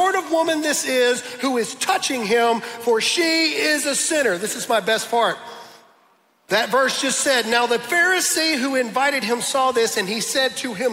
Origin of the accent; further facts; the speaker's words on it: the South, United States; I'm from the South